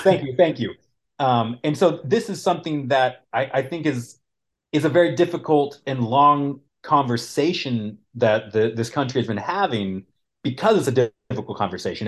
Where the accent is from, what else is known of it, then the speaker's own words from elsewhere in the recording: Colorado, United States; I grew up in Colorado